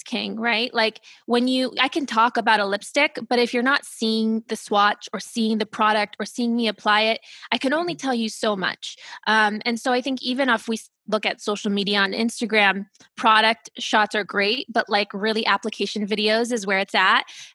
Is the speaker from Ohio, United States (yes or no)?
yes; Ohio, United States; also born or lived in Germany / California; I grew up in Ohio. So that's where I'm from, the Midwest. I was born in Germany. My parents worked for the government, so we moved around from Germany to California to Ohio. So that's really where I was raised